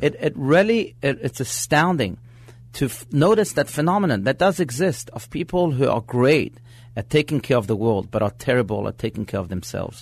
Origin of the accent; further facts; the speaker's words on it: France; now in Scottsdale, United States; I was born in France